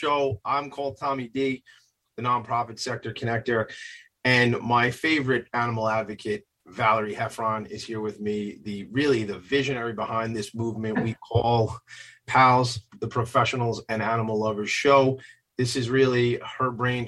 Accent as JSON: {"language": "English", "area": "Long Island", "region": "New York", "country": "United States", "said": "we're from Long Island"}